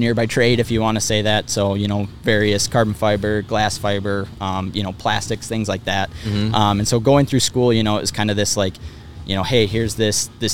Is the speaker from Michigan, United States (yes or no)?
no; Rogers, Minnesota, United States; we're from kind of north of the Twin Cities here in Minnesota. So kind of the Rogers Elk River area